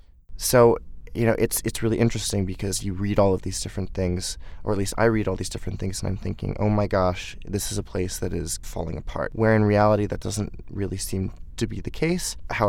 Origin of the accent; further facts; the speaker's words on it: Baltimore, Maryland, United States; moved away as an adult; As you said, I am from Baltimore. I've lived there my entire life up until college, so 18 years. And I, you know, go back, you know, a number of times per year.